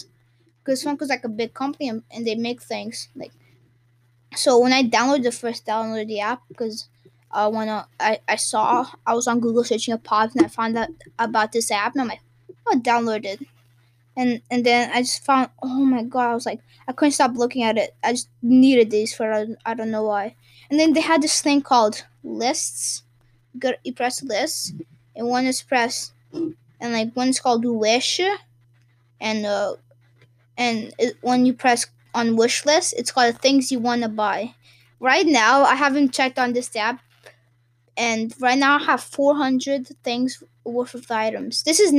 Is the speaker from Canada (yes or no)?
no; Portugal; When I was in Portugal, because I'm from Portugal, and it's during Christmas, because my family, we go for winter break to Portugal to celebrate Christmas with the rest of my family.